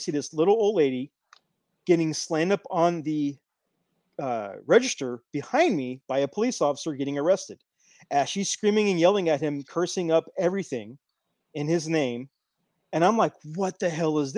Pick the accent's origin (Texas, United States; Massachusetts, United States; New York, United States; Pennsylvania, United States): Texas, United States; Houston; We're both in Houston. Well, I grew up in the southeast side, but now I live in the northwest side